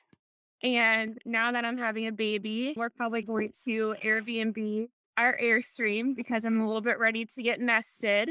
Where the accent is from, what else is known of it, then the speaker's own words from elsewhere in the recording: Ohio, United States; moved away as an adult; also born or lived in Dublin, Ohio / San Diego; now in North Carolina, United States; I was from Ohio. I lived there 27 years